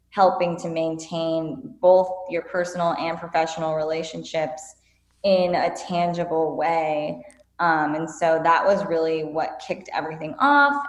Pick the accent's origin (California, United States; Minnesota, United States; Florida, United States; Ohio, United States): California, United States; Whittier; also born or lived in Venice Beach, California; I grew up in Whittier, California, so it's in Los Angeles County